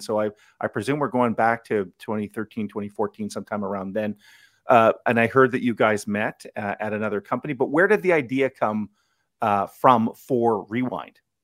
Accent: Ottawa, Ontario, Canada; I grew up in Blackburn Hamlet

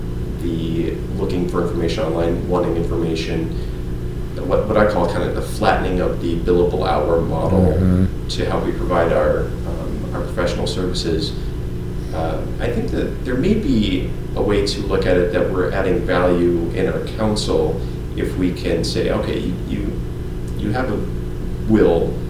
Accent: North Dakota, United States; moved away; I come from North Dakota

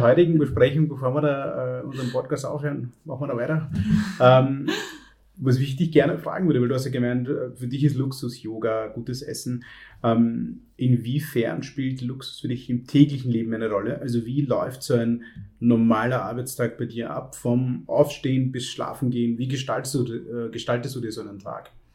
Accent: Vienna, Austria; bei uns in Wien

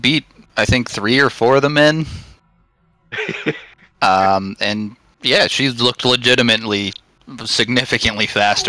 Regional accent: United States; as an American

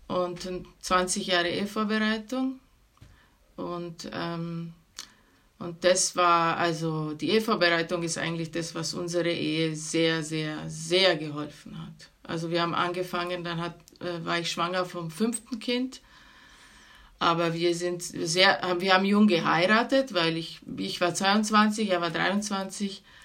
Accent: Venice, Veneto, Italy; moved away as an adult; now in Germany; ich bin von Venedig, also wir sind

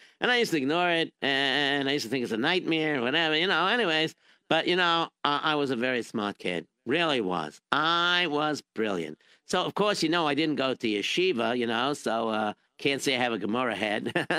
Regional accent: Israel; born there; English is a second language; Yes, I was born in Israel.

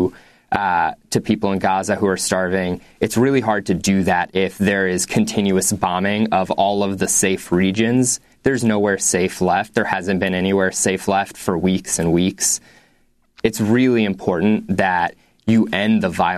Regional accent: United States; I was born and raised here in the United States, but I descend from generations of Palestinians

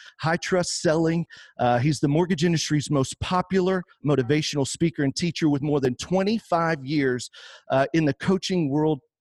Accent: Houston, Texas, United States; We started our careers out together in the Houston market, my hometown, Texas

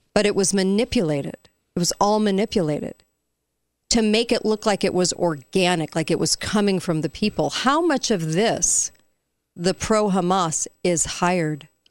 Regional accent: near Garden Grove, California, United States; I grew up near Garden Grove

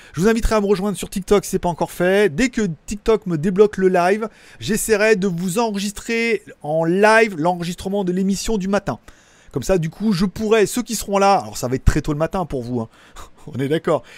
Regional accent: France; en tant que français qui parle parlote l'anglais

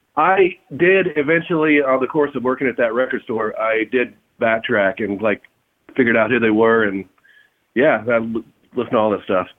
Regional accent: Fort Worth, Texas, United States; I'm from Fort Worth

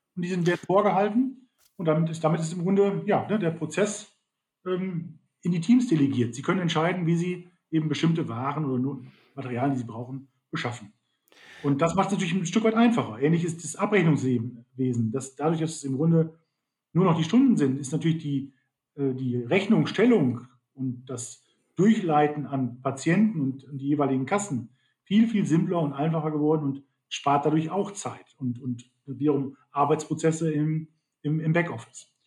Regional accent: Germany; bei uns in Deutschland

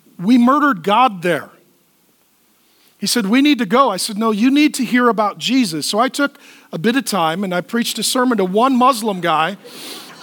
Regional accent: United States; I'm a pastor from America

